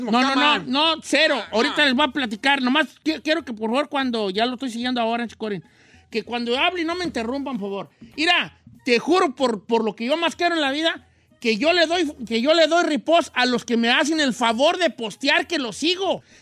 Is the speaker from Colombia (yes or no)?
no; Veracruz, Mexico; eh, saludos a mi hermano en Brooklyn, que es chef, eh, es de Veracruz, somos de Veracruz.